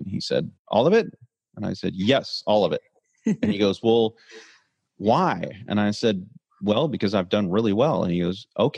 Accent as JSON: {"language": "English", "town": "Kansas City", "region": "Missouri", "country": "United States", "said": "I'm from Kansas City"}